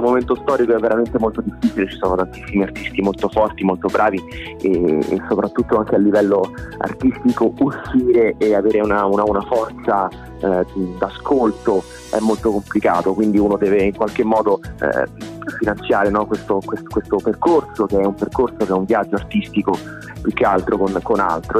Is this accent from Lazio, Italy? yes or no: yes; Rome, Lazio, Italy; ho 30 anni, sono un cantautore romano